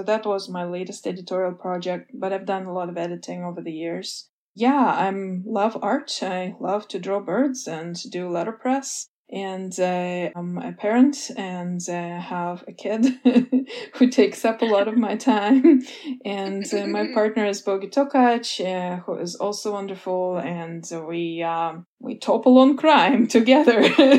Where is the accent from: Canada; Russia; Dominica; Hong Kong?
Russia; English is a second language; I was growing up in the Soviet Union. I was a child and then a preteen in the last years of the Soviet Union.